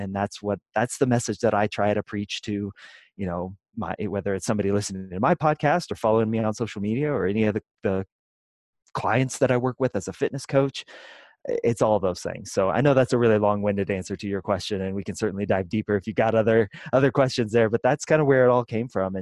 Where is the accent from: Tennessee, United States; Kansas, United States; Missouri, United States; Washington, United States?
Kansas, United States; Kansas City; moved away as an adult; now in Denver, United States; I grew up in the Midwest in Kansas City, on the Kansas side